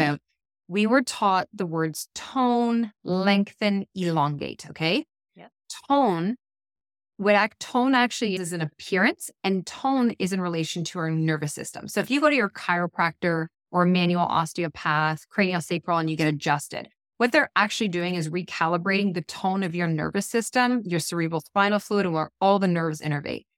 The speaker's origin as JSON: {"language": "English", "region": "Ontario", "country": "Canada", "moved": "as an adult", "lives_now": "British Columbia, Canada", "said": "We are, we're from Ontario and Canada. We live in B C, and we're heading home for ten days for Christmas"}